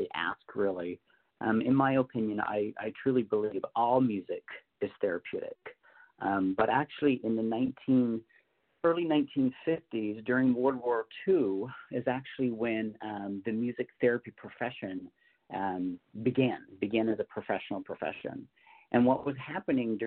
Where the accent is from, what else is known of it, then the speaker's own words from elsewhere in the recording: Newfoundland and Labrador, Canada; moved away; I'm actually a Canadian native. I was born and raised in Newfoundland, so on the East Coast in Canada